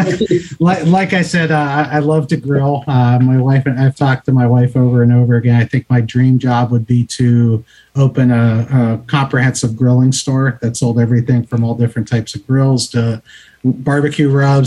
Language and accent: English; Youngstown, Ohio, United States; now in Naples, Florida, United States; I grew up in Youngstown, Ohio